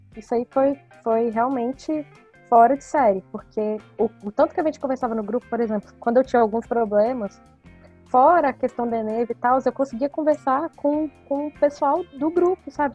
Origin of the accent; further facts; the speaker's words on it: Brasília, Federal District, Brazil; eu sou geóloga de Brasília